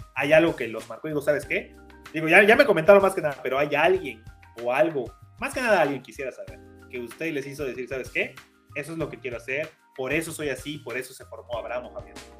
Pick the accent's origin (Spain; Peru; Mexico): Mexico; Campeche; moved away; also born or lived in Tizimín; yo soy de Campeche, nunca había estado en Tizimín